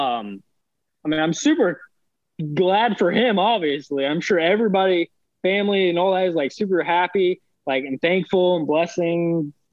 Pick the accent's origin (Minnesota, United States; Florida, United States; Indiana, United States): Indiana, United States; we're from Indiana